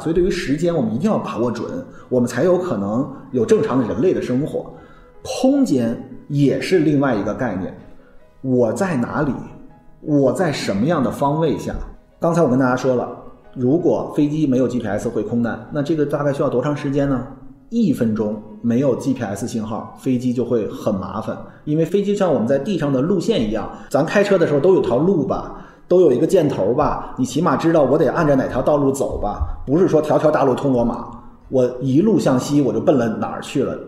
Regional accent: China; 我们中国人

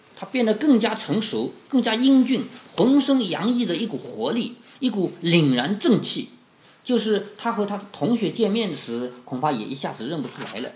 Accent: Changzhou, Jiangsu, China; 我们常州人的祖先

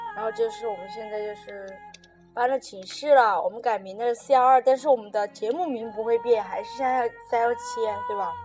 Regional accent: Sichuan, China; accent: Sichuanese; 我们说四川话能听得懂吧？

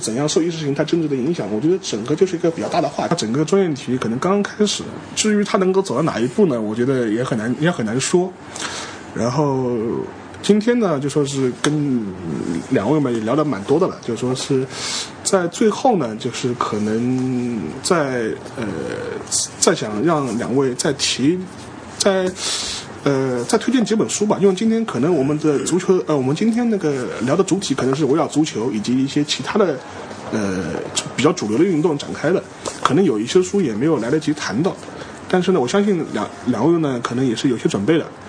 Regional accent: Shanghai, China; 我们上海人肯定要另外写一部

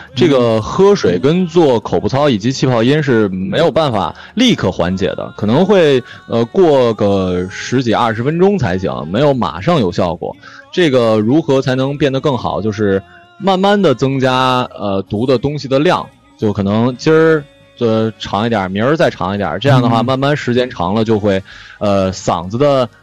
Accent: China; 我们内地人认为的台湾腔

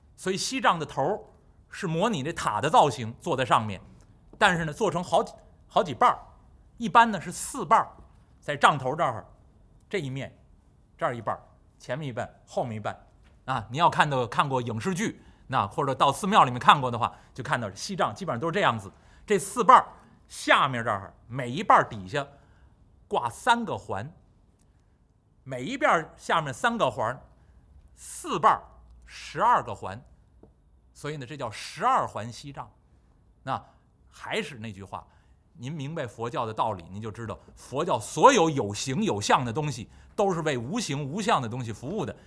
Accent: Beijing, China; 北京土生土长，这个话呢还算比较标准

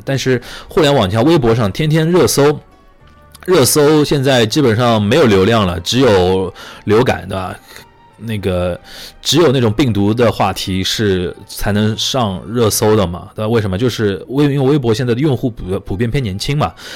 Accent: Shanghai, China; 我们上海这边把今天叫小年夜

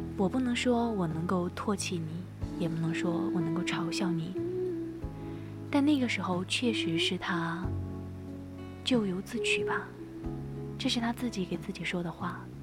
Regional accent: Sichuan, China; 身为一个四川人

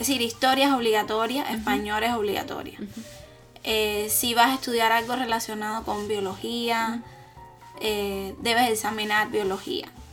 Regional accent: Cuba; moved away as an adult; also born or lived in Havana, Cuba; now in Beijing, China; soy de Cuba. Tengo treinta años y hace dos años que estoy estudiando en Beijing

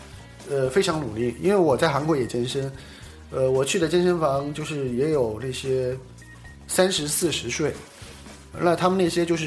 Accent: China; now in South Korea; 的素质比中国人好很多，对，但是他们也会在一个封闭的房间里面跳那个跳一些什么肚皮舞啊这些，但是不像我们中国人在

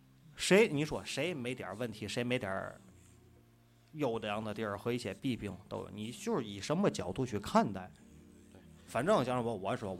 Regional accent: China; 我是土生土长的中国人。

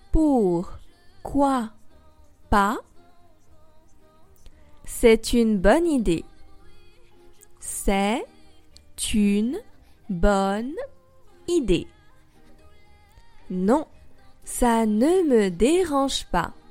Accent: France; also born or lived in Paris; votre professeur de français avec ABC Je suis française et j'habite à Paris.

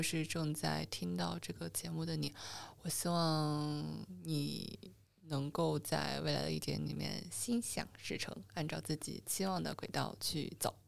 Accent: Wuhan, Hubei, China; 我小的时候在武汉长大，然后小时候外婆会带我去江边玩

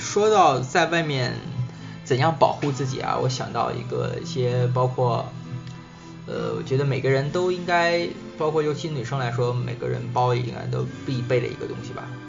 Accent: China; 作为中国人

